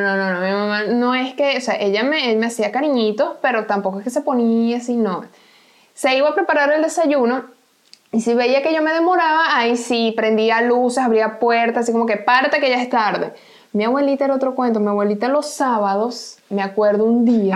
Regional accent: Venezuela; moved away

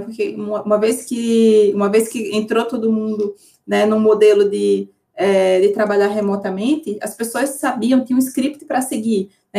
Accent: Northeast Region, Brazil; Eu venho do Nordeste

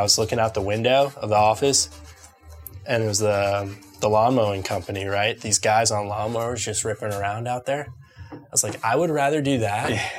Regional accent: San Antonio, Texas, United States; also born or lived in Lubbock, Texas; I am from Texas.

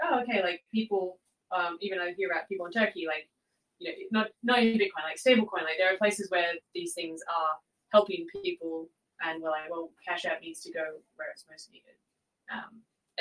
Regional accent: Australia; I'm Australian

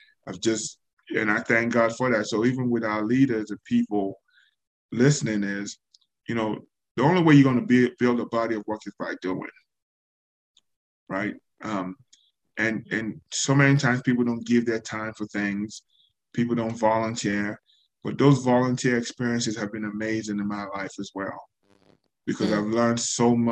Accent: Nigeria; now in United States; leaving Nigeria and the experience of being in the U.S. by myself. The experience of being Nigerian

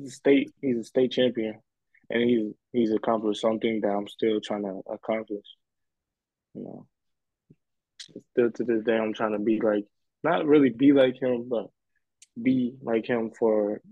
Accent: Indiana, United States; moved away as an adult; now in Los Angeles, United States; I was back home in Indiana, playing high school ball, still a student athlete in high school.

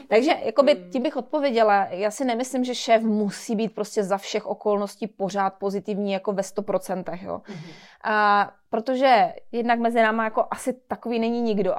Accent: Czechia

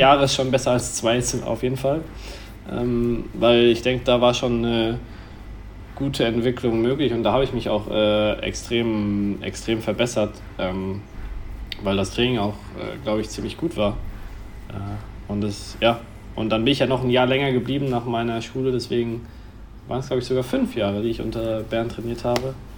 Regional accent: Germany; bei uns in Deutschland

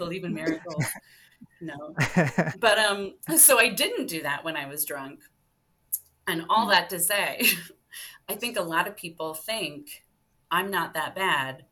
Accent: suburban Ohio, United States; I'm a white suburban Ohio kid

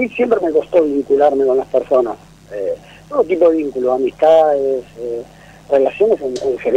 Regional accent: Buenos Aires, Argentina; Eh, de acá de Parque Avellaneda.

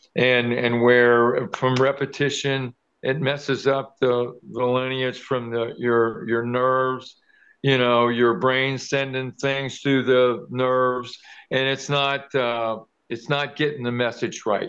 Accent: Kentucky, United States; I was born and raised in Kentucky, but I played around Cincinnati, which is just right across the river

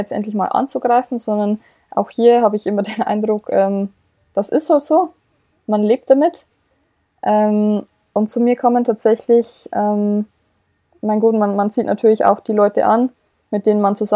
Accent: Bavaria, Germany; ich komme ja ursprünglich aus dem Bayerischen Wald, man hört es ja vielleicht auch so ein bisschen

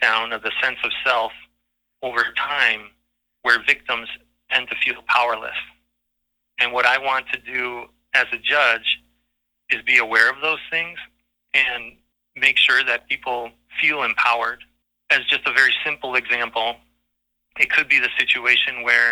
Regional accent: Waukesha, Wisconsin, United States; now in Greenwood, United States; I grew up in Waukesha

